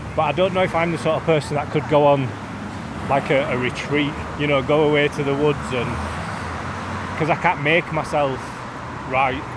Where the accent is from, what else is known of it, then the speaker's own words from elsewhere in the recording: Leeds, Yorkshire and the Humber, United Kingdom; growing up in Beeston